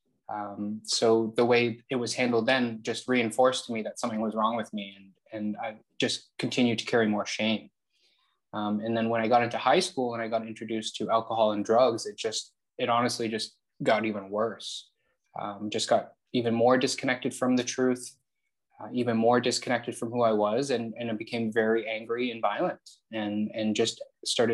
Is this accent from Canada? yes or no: yes; Toronto, Ontario, Canada; I'm born and raised in Toronto